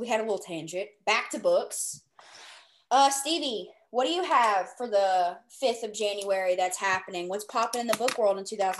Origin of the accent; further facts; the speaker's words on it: the South, United States; I'm from the South.